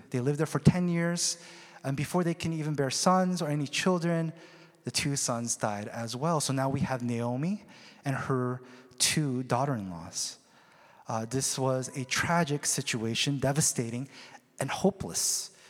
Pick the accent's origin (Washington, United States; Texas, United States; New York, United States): Washington, United States; Seattle; Uh, now, me, on the other hand, I was um, from Seattle. I came freshly from Seattle, uh, grungy, unkept seminary student.